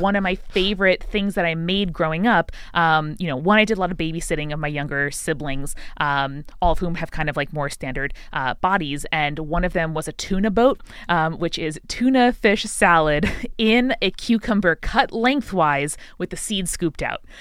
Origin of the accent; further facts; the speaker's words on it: Long Island, New York, United States; I grew up in Long Island, uh, a suburb of New York City